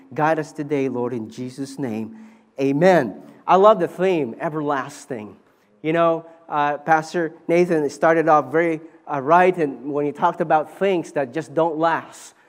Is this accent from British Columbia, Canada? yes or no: yes; Vancouver, British Columbia, Canada; moved away as an adult; also born or lived in Philippines; I grew up in Vancouver